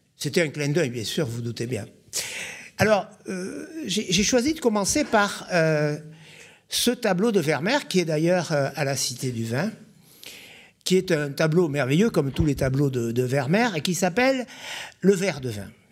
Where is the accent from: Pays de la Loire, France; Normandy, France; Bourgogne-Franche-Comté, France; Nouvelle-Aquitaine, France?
Nouvelle-Aquitaine, France; Bordeaux; Je suis né à Bordeaux, c'est déjà en soi un conflit d'intérêts. J'ai fait toutes mes études à Bordeaux, j'ai quasiment jamais quitté Bordeaux.